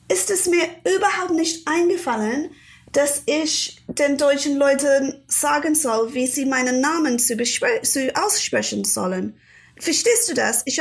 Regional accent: England, United Kingdom; born there; Also, ich bin 1980 geboren in England.

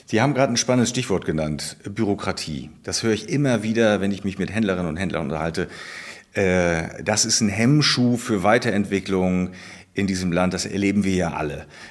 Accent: Baltic Sea coast, Germany; Ich bin ja auch an der Ostsee groß geworden

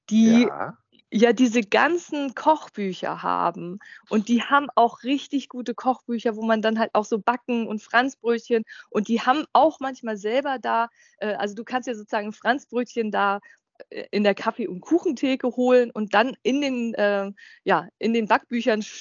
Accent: Hanover, Lower Saxony, Germany; Ich genau. als Hannoveraner

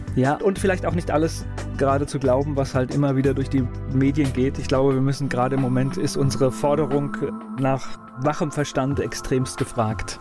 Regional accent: Mainz area, Rhineland-Palatinate, Germany; ich bin ja auch in Nordrhein-Westfalen geboren und zum Glück dann hier aufgewachsen.

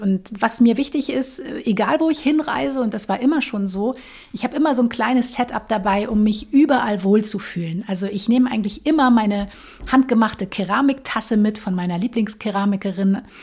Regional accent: Lüneburg Heath, Lower Saxony, Germany; ich bin aufgewachsen in der Lüneburger Heide tatsächlich

